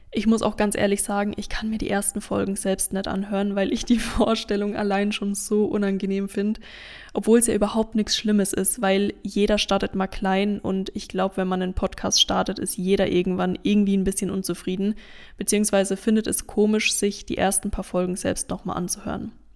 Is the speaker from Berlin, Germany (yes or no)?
no; Lower Franconia, Bavaria, Germany; moved away as an adult; also born or lived in Münster / Fulda / Bamberg; habe ich Anfang des Jahres meine eigene Praxis für Ernährungsberatung und Therapie im wunderschönen Unterfranken eröffnet